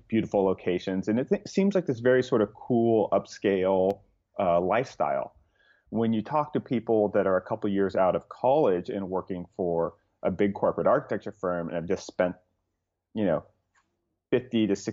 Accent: Southern California, United States; So I grew up in Southern California

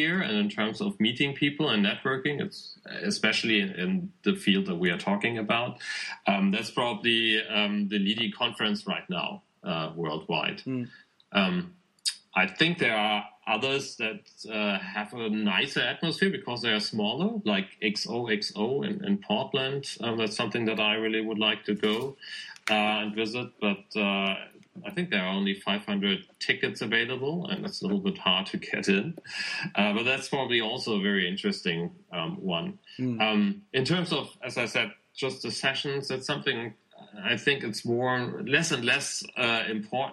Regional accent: Hamburg, Germany; I'm from Hamburg, Germany

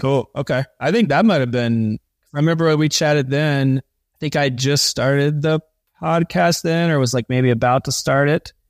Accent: East Coast, United States; I grew up on the East Coast, on the ocean

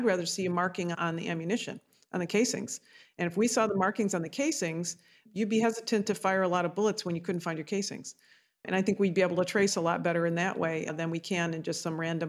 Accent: Detroit, Michigan, United States; I come from Detroit

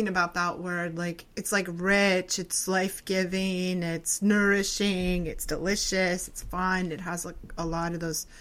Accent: New England, United States; I'm from New England, right? And here in New England

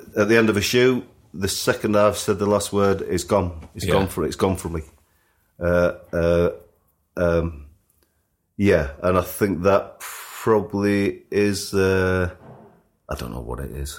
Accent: Sheffield, Yorkshire and the Humber, United Kingdom; moved away as an adult; being a kid growing up in Sheffield

